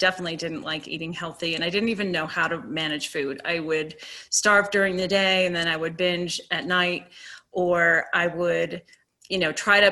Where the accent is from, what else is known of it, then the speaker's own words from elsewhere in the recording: Virginia, United States; moved away; also born or lived in Boulder, Colorado; I was from Virginia